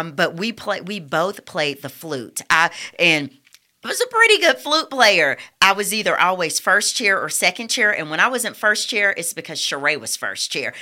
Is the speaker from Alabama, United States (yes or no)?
yes; Bessemer, Alabama, United States; also born or lived in Birmingham; I grew up under Reverend Walker at New Bethlehem Missionary Baptist Church in Bessemer.